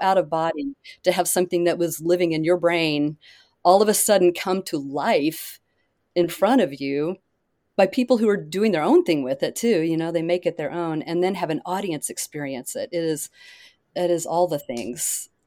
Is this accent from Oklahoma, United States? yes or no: yes; Oklahoma, United States; moved away; I grew up in Oklahoma.